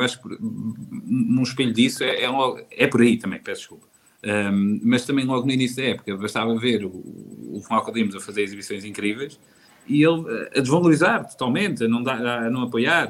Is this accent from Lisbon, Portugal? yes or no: no; Santa Comba Dão, Viseu, Portugal; sou de Santa Combadão